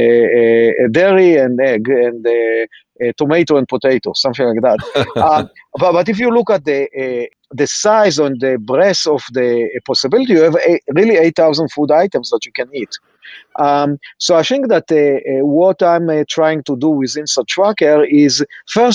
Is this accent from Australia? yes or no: no; Israel; accent: Israeli; now in United States; I'm Israeli